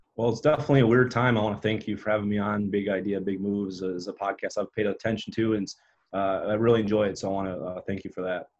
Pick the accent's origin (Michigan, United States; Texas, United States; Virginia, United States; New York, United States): Michigan, United States; Upper Peninsula; growing up in Upper Peninsula, Michigan, when you got 850 people in town